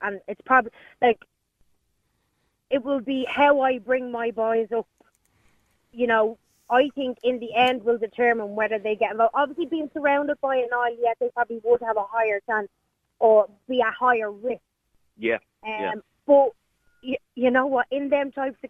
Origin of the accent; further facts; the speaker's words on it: Dublin, Leinster, Ireland; I'm originally from Dublin too.